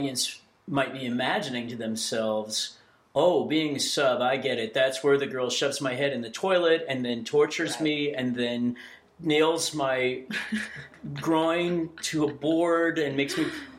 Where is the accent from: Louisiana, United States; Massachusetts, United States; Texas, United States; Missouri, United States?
Texas, United States; So I grew up in Texas where, now this is, I'm old.